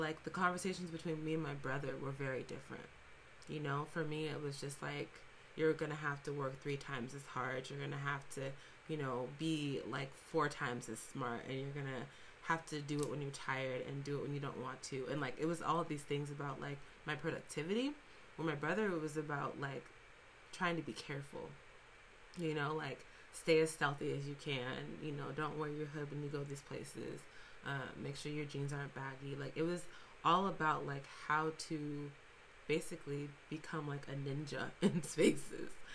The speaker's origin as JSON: {"language": "English", "town": "Fresno", "region": "California", "country": "United States", "said": "we're both from Fresno, um, we're both from the Central Valley"}